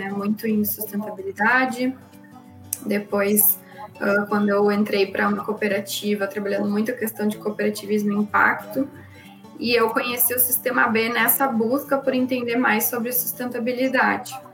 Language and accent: Portuguese; Porto Alegre, Rio Grande do Sul, Brazil; Eu sou aqui de Porto Alegre